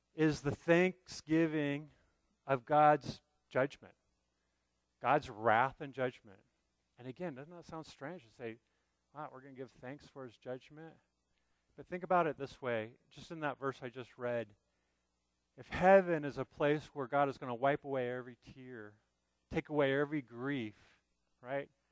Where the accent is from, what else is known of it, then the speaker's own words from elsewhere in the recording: United States; as American believers